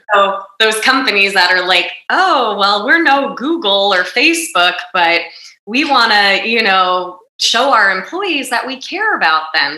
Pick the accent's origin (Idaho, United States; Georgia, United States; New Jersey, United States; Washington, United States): New Jersey, United States; growing up in North Jersey